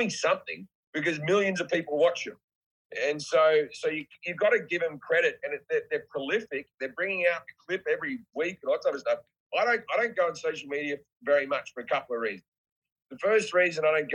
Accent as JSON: {"language": "English", "country": "Australia", "said": "I'm just Australian"}